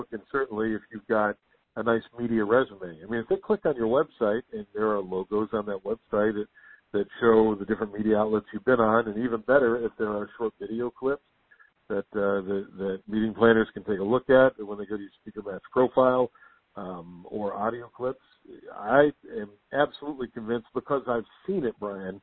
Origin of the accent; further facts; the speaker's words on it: West Virginia, United States; also born or lived in Las Vegas / Orlando / Salt Lake City; now in Washington, D.C., United States; back home in my home state of West Virginia